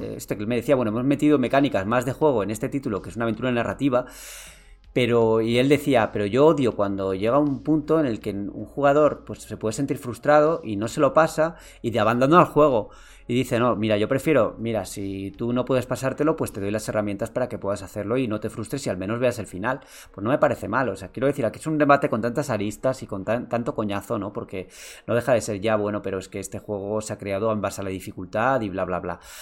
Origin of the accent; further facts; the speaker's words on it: San Sebastián, Basque Country, Spain; now in Madrid, Spain; yo soy de Donosti, aunque ahora vivo en Madrid.